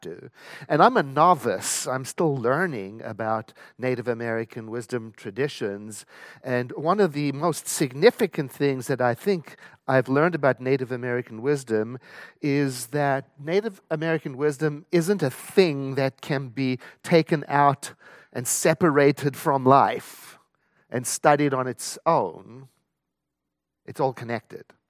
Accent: South Africa; I was born and raised in South Africa

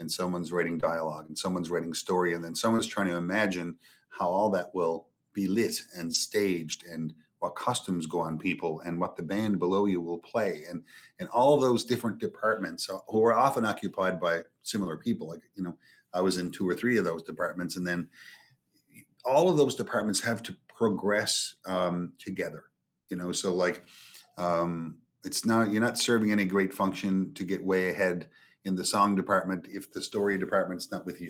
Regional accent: Petty Harbour, Newfoundland and Labrador, Canada; I grew up in Petty Harbor, you know, a little fishing town

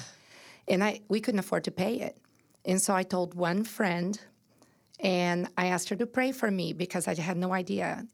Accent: Brazil; moved away as an adult; now in United States; I was born and raised in Brazil

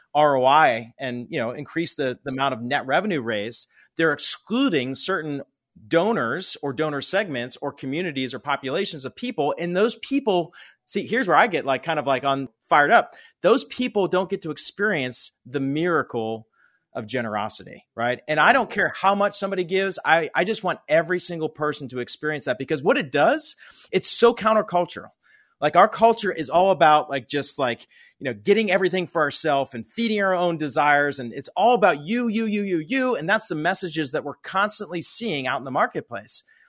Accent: Pittsburgh, Pennsylvania, United States; I grew up in Pittsburgh, Pennsylvania.

